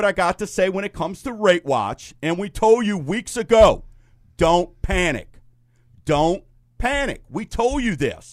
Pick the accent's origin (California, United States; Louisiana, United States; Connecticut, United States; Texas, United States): Louisiana, United States; St. Bernard; I'm a guy from St. Bernard, Louisiana, affectionately known as God's Country